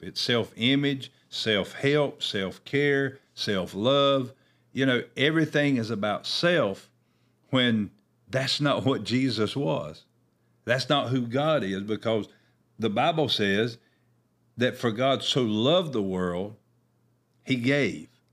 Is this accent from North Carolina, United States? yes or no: yes; Oakboro, North Carolina, United States; I know in our town that I grew up in here in Oakborough